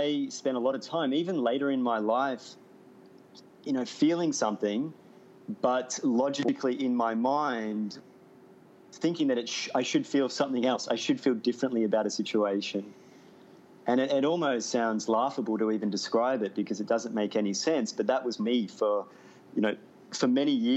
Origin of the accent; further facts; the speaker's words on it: Melbourne, Victoria, Australia; moved away as an adult; Melbourne's my hometown as well. I haven't lived there for 6 years